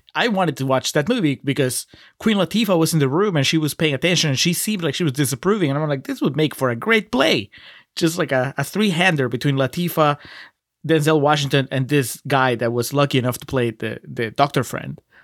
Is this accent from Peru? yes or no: yes; Peru; moved away; I grew up in Peru